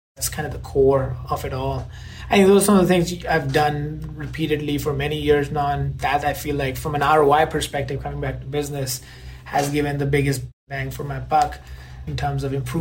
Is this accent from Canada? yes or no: no; India; moved away as an adult; now in United States; growing up in India